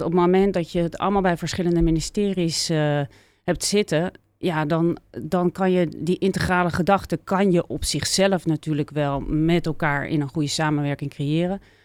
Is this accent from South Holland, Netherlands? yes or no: yes; Leiden, South Holland, Netherlands; also born or lived in Amsterdam; ik eh, ben grotendeels dus eh, opgegroeid in Leiden.